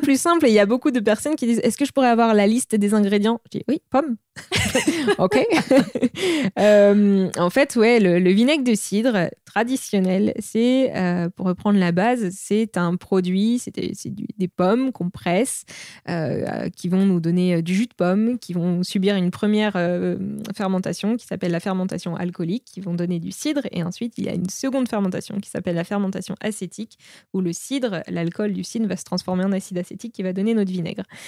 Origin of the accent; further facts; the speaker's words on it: Normandy, France; now in Paris, France; je suis originaire de Normandie